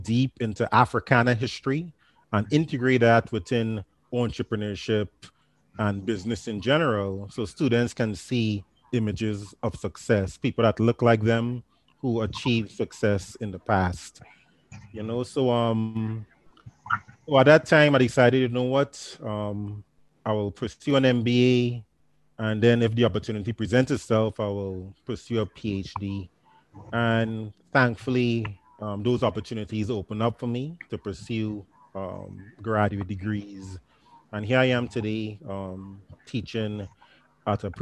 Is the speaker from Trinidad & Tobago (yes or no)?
yes; Trinidad & Tobago; moved away as an adult; now in United States; I grew up in Trinidad and Tobago, specifically on the island of Trinidad